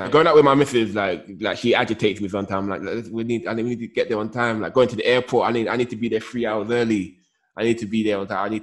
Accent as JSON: {"language": "English", "region": "London", "country": "United Kingdom", "tie": "born or raised there", "said": "but like yeah, growing up in London"}